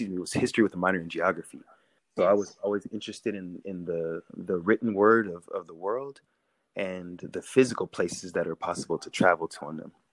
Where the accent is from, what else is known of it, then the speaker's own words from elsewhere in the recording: California, United States; also born or lived in Chicago, Illinois; I was born in Chicago, Illinois, and um, to two Black American parents who are descendants of slavery. Um, when my father joined the military when I was very young, the, the Navy specifically, we had to move to one coast and we moved to California.